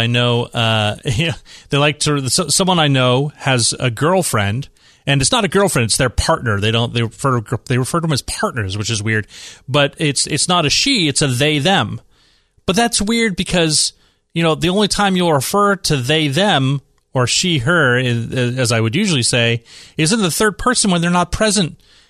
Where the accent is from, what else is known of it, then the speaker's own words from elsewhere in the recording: San Francisco, California, United States; So the state of San Francisco, right, my hometown, the city of San Francisco, is just a little bit crazy on some of their stuff there.